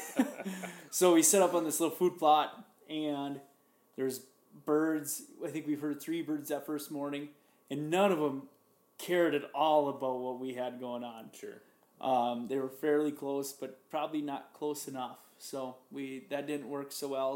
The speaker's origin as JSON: {"language": "English", "region": "Minnesota", "country": "United States", "said": "I'm from Minnesota"}